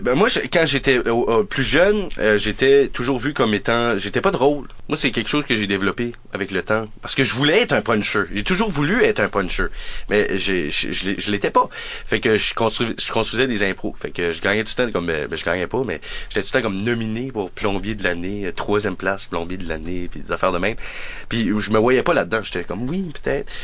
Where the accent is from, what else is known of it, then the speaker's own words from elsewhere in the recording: New Brunswick, Canada; on est acadien, euh, on vient du Nouveau-Brunswick